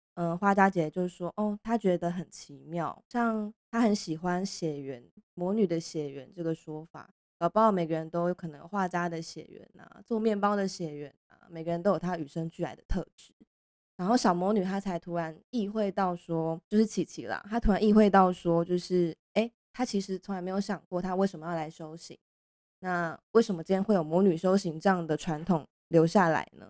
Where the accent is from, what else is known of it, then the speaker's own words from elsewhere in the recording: Pingtung County, Taiwan; moved away; 因为我是屏东人啦